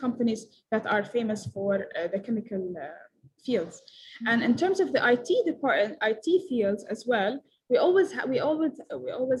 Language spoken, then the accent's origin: English; Palestine; I'm from Palestine.